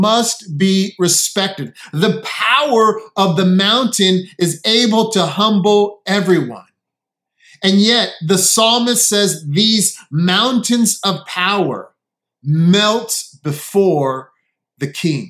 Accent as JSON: {"language": "English", "town": "San Diego", "region": "California", "country": "United States", "tie": "born or raised there", "moved": "yes", "lives_now": "Connecticut, United States", "said": "I grew up in San Diego"}